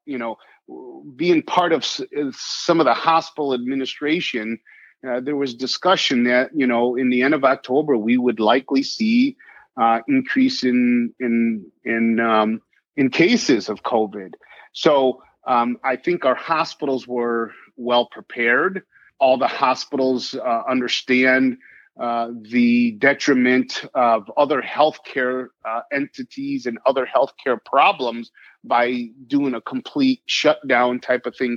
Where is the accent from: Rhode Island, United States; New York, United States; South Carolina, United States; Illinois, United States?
Illinois, United States; near Geneva; also born or lived in Ohio; Geneva is about 15 minutes from my hometown where I grew up